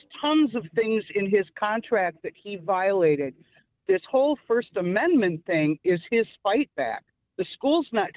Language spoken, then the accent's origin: English; La Crosse, Wisconsin, United States; now in Raytown, United States; I grew up in La Crosse, Wisconsin.